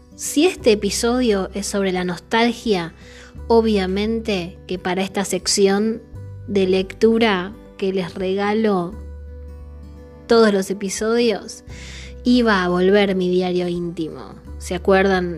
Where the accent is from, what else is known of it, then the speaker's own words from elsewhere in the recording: Buenos Aires, Argentina; yo soy de Saavedra